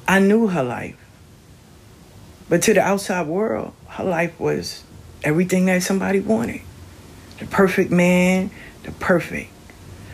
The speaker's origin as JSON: {"language": "English", "region": "the South", "country": "United States", "said": "I'm from the South"}